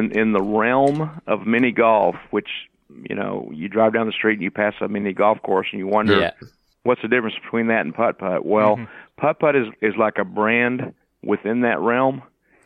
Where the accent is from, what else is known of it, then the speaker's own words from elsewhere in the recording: Fort Worth, Texas, United States; also born or lived in Arlington, Texas; I was born in Fort Worth